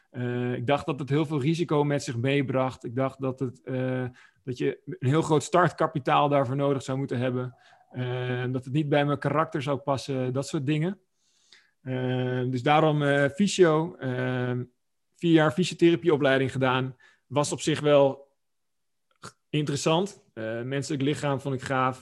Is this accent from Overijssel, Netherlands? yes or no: yes; Oldenzaal, Overijssel, Netherlands; ik ben eh, opgegroeid in Twente. een Plaatsje genaamd Oldenzaal